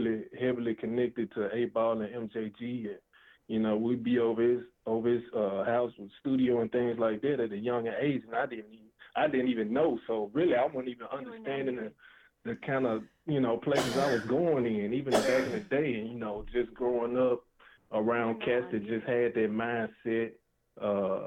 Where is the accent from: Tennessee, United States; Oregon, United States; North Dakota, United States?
Tennessee, United States; Memphis; I'm from Memphis 10, deep down in the South